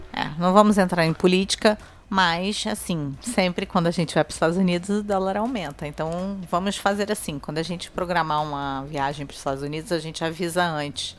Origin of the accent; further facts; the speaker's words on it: Rio de Janeiro, Brazil; eu tenho pertencimento, claro, da cidade que eu nasci. Eu amo o Rio de Janeiro